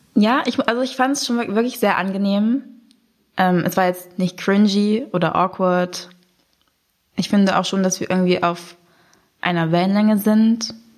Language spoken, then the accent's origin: German; Braunschweig, Lower Saxony, Germany; ich bin in Braunschweig aufgewachsen und auch dort geboren